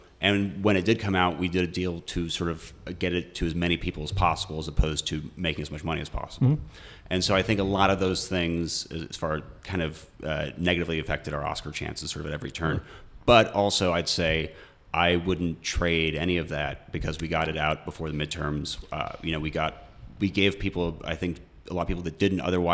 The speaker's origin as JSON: {"language": "English", "country": "United States", "said": "as American"}